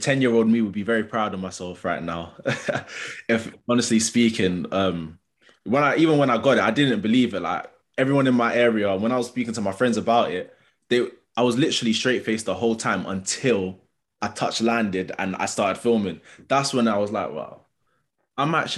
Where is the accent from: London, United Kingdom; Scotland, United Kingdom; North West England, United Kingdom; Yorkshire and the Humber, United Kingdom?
London, United Kingdom; accent: London; I've got a London accent, growing up in London